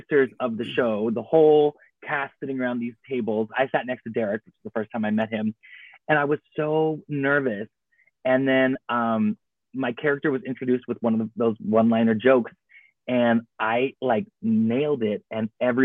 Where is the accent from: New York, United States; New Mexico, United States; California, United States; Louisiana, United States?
California, United States; Orange County; I was in 714 and then eventually the 949.